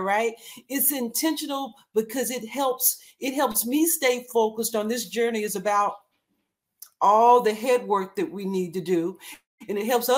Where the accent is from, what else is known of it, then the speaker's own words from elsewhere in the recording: Texas, United States; I grew up in Texas, in the country.